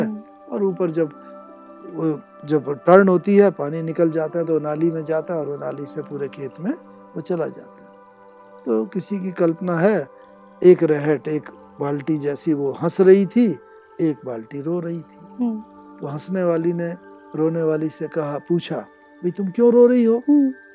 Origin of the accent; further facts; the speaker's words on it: Dehradun, Uttarakhand, India; मैं उधर देहरादून का निवासी हूँ